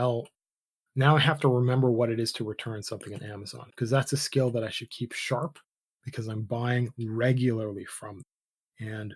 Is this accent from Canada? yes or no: yes; Canada; I was born in Canada.